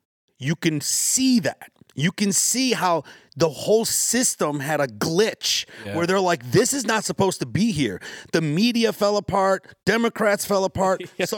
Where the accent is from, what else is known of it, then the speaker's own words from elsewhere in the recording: Yemen; You know, like, I'm from Yemen. My family's from Yemen. And Obama dropped so many bombs on Yemen.